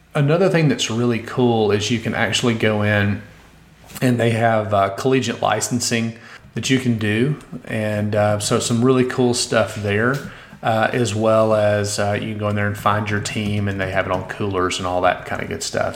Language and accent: English; Austin, Texas, United States; here in my hometown